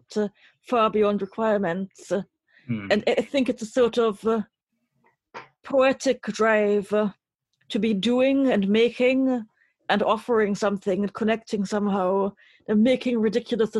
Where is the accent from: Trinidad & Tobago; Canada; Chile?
Trinidad & Tobago; the house where I grew up in Trinidad